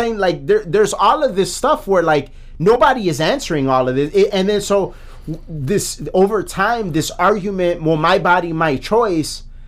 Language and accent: English; Chicago, Illinois, United States; We're from Chicago